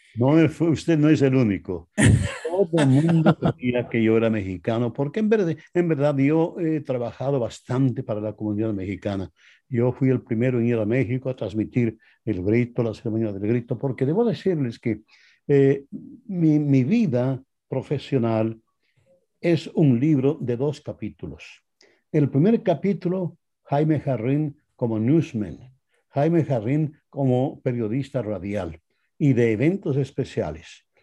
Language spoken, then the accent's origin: Spanish; Quito, Pichincha, Ecuador; moved away as an adult; now in Los Angeles, United States; Yo soy oriundo de Quito, Ecuador.